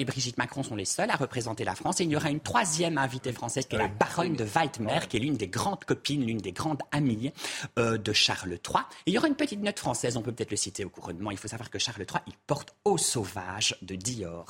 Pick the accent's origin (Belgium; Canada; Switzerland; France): Belgium; now in United Kingdom; C'est pas mon pays, je suis belge